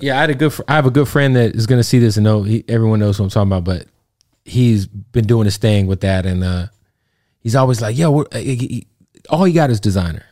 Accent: Phoenix, Arizona, United States; I'm from Phoenix

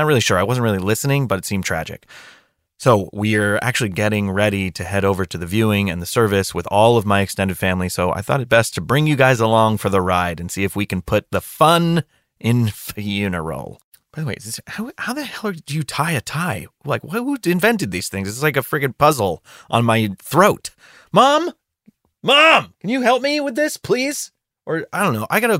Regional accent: Scratch Ankle, Alabama, United States; I'm actually back in my hometown right now of Scratch Ankle, Alabama, with Mother and most of my family for somewhat of a reunion.

